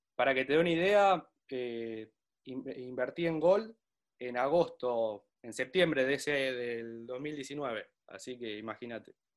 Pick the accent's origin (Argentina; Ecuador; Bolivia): Argentina; Pergamino, Buenos Aires Province; Yo soy de Pergamino